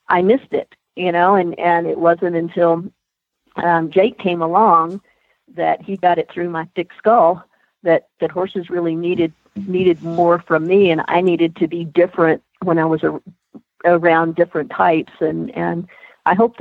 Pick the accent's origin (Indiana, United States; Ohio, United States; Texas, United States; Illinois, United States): Texas, United States; moved away as an adult; now in Colorado, United States; I grew up in Texas